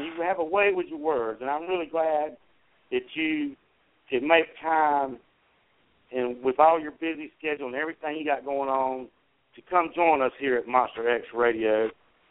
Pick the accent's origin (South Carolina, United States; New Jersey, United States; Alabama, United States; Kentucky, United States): South Carolina, United States; I am from South Carolina